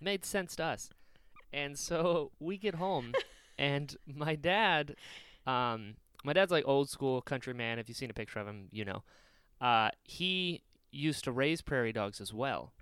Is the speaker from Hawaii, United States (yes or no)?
no; Florida, United States; also born or lived in Outer Banks, North Carolina; I'm from North Carolina, and I moved to Florida when I was six